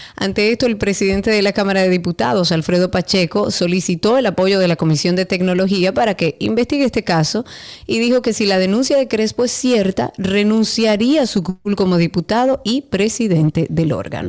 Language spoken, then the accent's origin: Spanish; Dominican Republic; nosotros como dominicanos